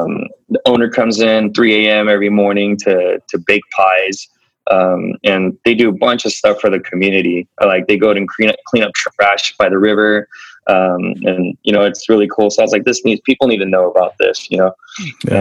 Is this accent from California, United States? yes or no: yes; Bakersfield, California, United States; I grew up in Bakersfield